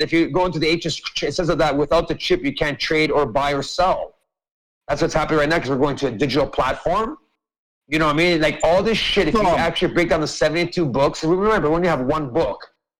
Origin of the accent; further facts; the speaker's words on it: Canada; I grew up in this land. And I went to the Indian reservations. I went to the, listen, I'm not joking, dude. I went to all your ancient reservations around Canada growing up.